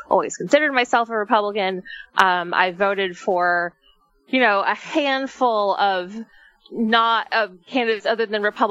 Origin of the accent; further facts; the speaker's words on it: Central Florida, United States; now in Texas, United States; Central Florida, which is my hometown area